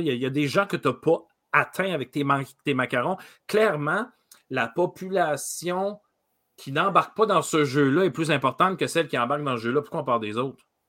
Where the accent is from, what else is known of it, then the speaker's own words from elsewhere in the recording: Rimouski, Quebec, Canada; now in Montreal, Canada; moi, je viens de Rimouski